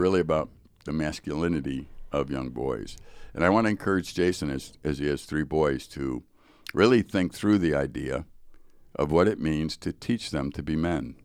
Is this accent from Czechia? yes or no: no; Chicago, Illinois, United States; I grew up in Chicago, so there's Chicago public schools